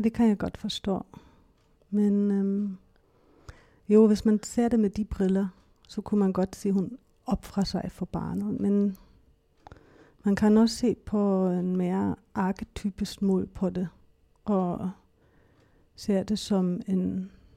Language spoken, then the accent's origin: Danish; Hamburg, Germany; Danish is a second language; moved away as an adult; also born or lived in Berlin, Germany; now in Denmark; jeg kommer fra Hamburg, øhm, Tyskland. Jeg er opvokset der, har min familie